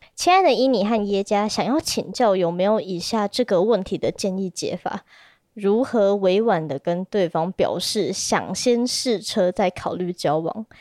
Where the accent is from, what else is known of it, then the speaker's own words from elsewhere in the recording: Taipei, Taiwan; 我是台北人